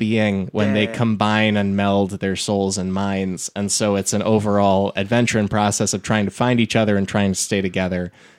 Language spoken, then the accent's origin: English; Illinois, United States; Yeah, and it's also about a town in Illinois, so I'm from Illinois, and that works for me.